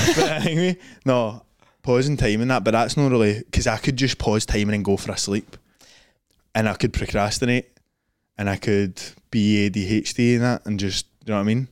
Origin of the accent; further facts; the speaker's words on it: Scotland, United Kingdom; I'm Scottish and big